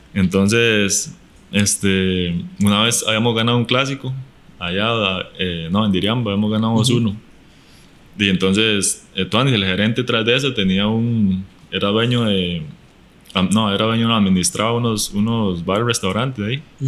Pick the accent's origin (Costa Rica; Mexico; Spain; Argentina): Costa Rica